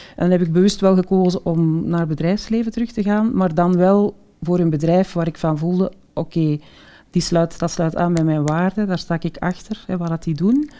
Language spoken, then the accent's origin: Dutch; the Kempen, Flanders, Belgium; ik ben ja, geboren en getogen in de Kempen.